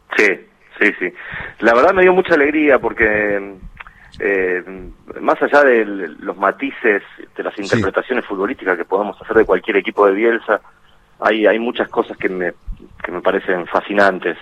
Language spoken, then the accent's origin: Spanish; Guerrico, Buenos Aires Province, Argentina; now in Pergamino, Argentina; de Guerrico, que es un pequeño pueblo del partido de Pergamino. Viví ahí hasta los 17 años que me fui a Buenos Aires